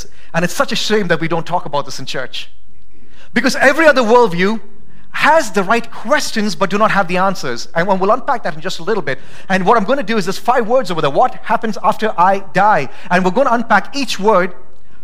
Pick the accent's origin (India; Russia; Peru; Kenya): India; also born or lived in Idaho; now in Boise, United States; I'm not from America. I'm from India.